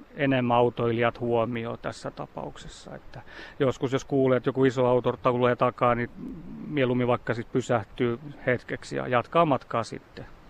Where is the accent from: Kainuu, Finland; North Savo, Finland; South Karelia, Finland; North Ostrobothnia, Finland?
South Karelia, Finland; Imatra; itse olen Imatralta kotosi